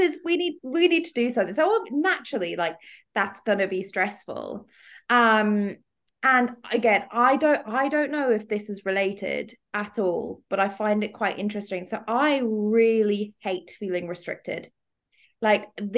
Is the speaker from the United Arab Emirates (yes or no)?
yes; Dubai, United Arab Emirates; growing up in Dubai